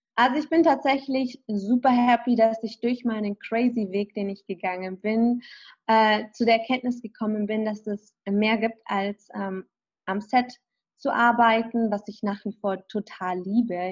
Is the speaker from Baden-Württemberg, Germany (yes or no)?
no; Kaufbeuren, Bavaria, Germany; moved away as an adult; now in Los Angeles, United States; ich komme ja aus Kaufbeuren, aber der ursprüngliche Ort in Kaufbeuren gibt es mal ein kleines Dorf und da bin ich aufgewachsen, in Hirschzell mit 2100 Einwohnern